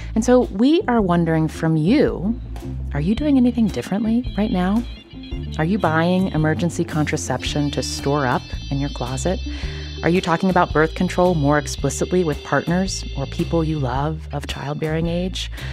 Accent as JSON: {"language": "English", "region": "West Virginia", "country": "United States", "tie": "born or raised there", "said": "I grew up in West Virginia, and one thing that that you're sort of taught growing up in West Virginia"}